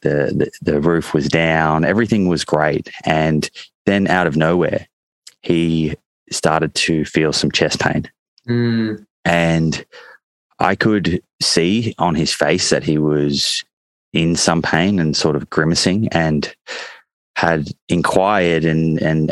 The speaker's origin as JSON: {"language": "English", "town": "Melbourne", "region": "Victoria", "country": "Australia", "tie": "born or raised there", "said": "I grew up in Melbourne"}